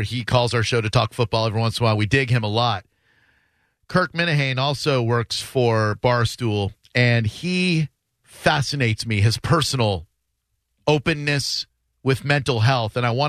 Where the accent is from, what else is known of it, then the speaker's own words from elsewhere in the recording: Massachusetts, United States; moved away; I'm from Massachusetts.